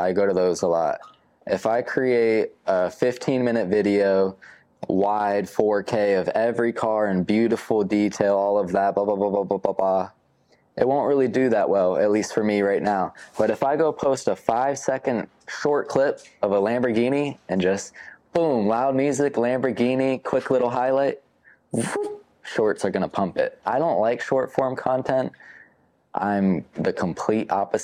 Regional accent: the South, United States; I grew up in the South

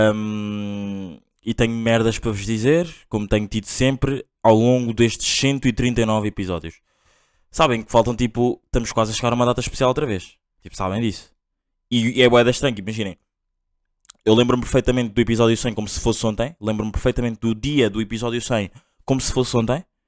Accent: Angola; eu sou angolano

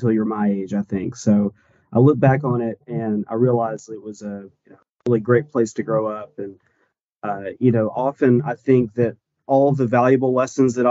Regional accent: Chatsworth, Georgia, United States; also born or lived in Dalton, Georgia; growing up in and around that area

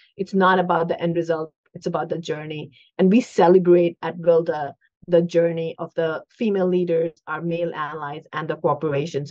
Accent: India; now in United States; I grew up in India

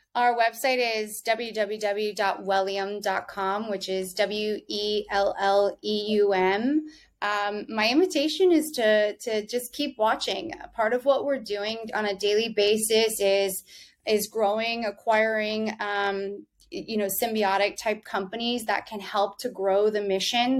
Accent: Texas, United States; now in New York, United States; where I grew up was in Texas, right along the border of Mexico

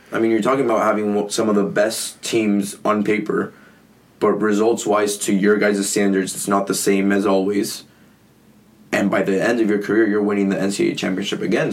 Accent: San Diego, California, United States; also born or lived in Mexico; I was born and raised in California. I just like slept for a few years in Mexico, but crossed the border every single morning

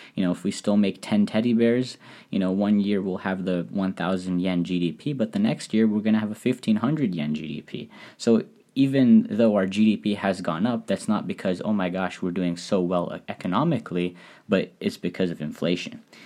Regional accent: United States; now in Japan; as an American

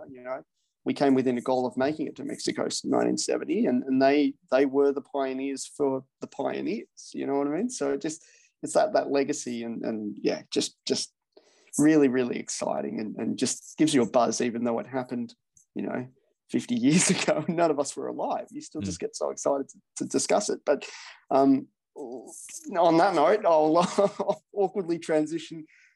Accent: Perth, Western Australia, Australia; I was born in Perth

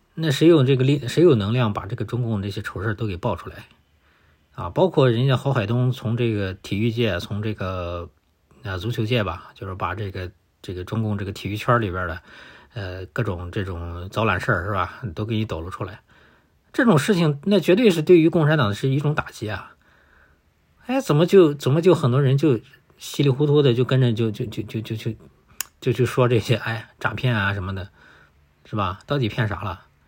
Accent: China; 我们中国人

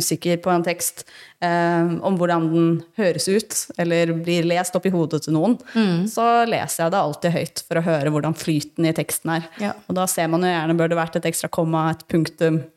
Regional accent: Northern Norway, Norway; accent: nordnorsk and østlandsk; Jeg snakker jo to dialekter. Jeg snakker jo nordnorsk ah, og østlandsk.

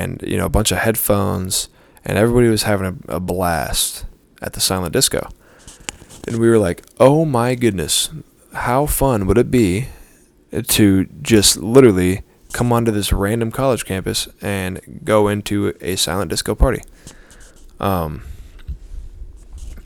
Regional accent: Arizona, United States; I'm from Arizona

